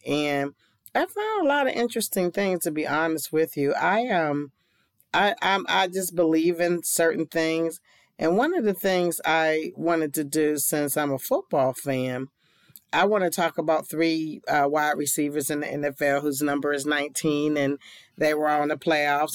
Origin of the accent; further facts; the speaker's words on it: Pittsburgh, Pennsylvania, United States; I'm from Pittsburgh and a Steeler fan